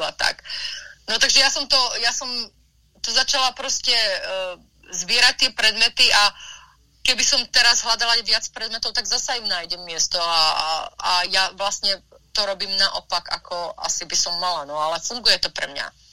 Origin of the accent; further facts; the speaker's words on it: Slovakia; now in Los Angeles, United States; ja som vyrastala na Slovensku